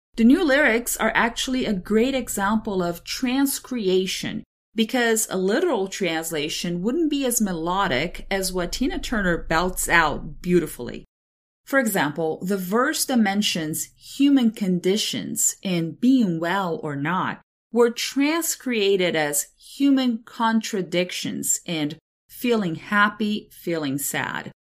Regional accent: São Paulo, Brazil; growing up in Brazil, more specifically in the state of São Paulo, Italian culture was all around me

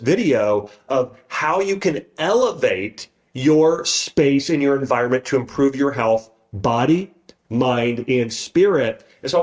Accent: Troy, Ohio, United States; moved away; my parents' home, where I grew up in Troy, Ohio

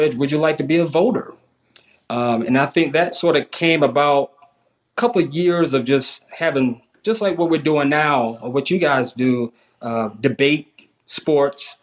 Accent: South Carolina, United States; I grew up in South Carolina, which was a bedrock of, FBS and FCS teams.

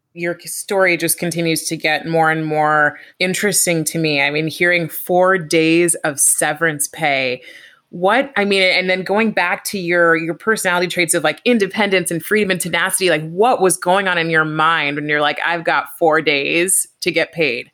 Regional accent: California, United States; I'm from California

